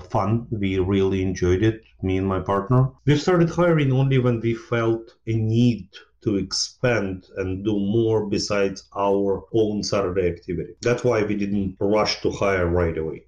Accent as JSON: {"language": "English", "country": "Ukraine", "tie": "born or raised there", "moved": "as an adult", "lives_now": "United States", "said": "I grew up in Ukraine, well, former Soviet Union at that time. And then uh, just when Ukraine became independent, I moved to United States"}